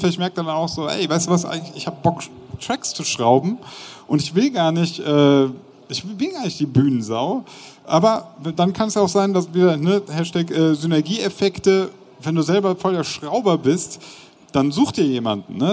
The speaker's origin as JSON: {"language": "German", "town": "Bonn", "region": "North Rhine-Westphalia", "country": "Germany", "said": "ich komme ja aus Bonn, nicht weit weg von Köln"}